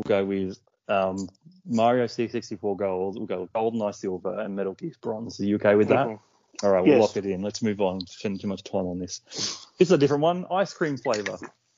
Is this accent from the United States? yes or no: no; Australia; we are Aussie